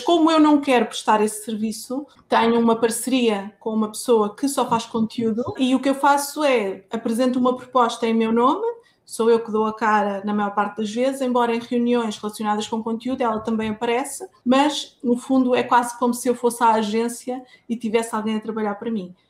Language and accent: Portuguese; Lisbon, Portugal; eu já nasci, já nasci em Lisboa, estou em Lisboa, mas a família veio toda de lá.